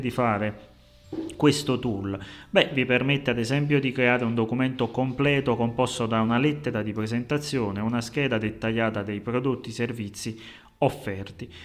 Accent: Naples, Campania, Italy; accent: Neapolitan; come potete avvertire, la mia cadenza napoletana

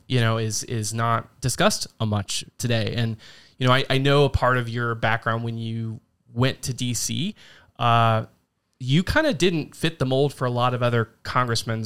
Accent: Logan County, Ohio, United States; moved away as an adult; also born or lived in Hardin County, Ohio; now in Union County, United States; I grew up in Logan County

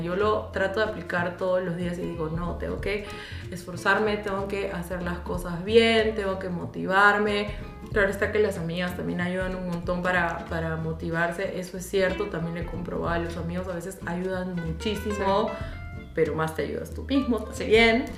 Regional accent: Peru; moved away as an adult; now in Germany; sí extraño mi patria

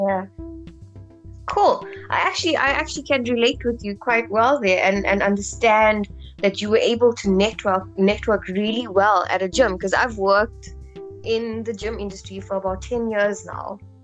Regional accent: South Africa; I am a South African

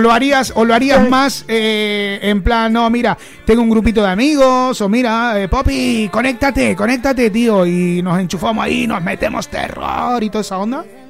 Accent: Rosario, Santa Fe, Argentina; now in Valencia, Spain; somos todos de Rosario y loco acá nos conocemos, que somos del mismo Rioba, ¿eh? Somos el mismo barrio

